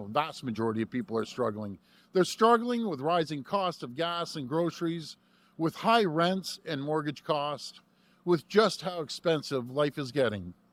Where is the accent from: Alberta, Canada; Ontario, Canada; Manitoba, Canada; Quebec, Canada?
Ontario, Canada; Toronto; it's great to be back here in my hometown of Etobicoke. I always call it the great state of Etobicoke